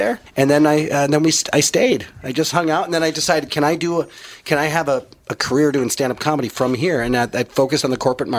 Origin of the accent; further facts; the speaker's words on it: Edina, Minnesota, United States; now in Des Moines, United States; Edina, Minnesota.